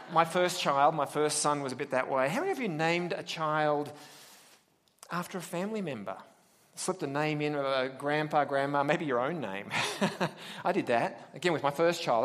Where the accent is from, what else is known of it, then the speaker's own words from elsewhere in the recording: Australia; accent: Australian; now in United States; I'm from William Jessop University via, well, Australia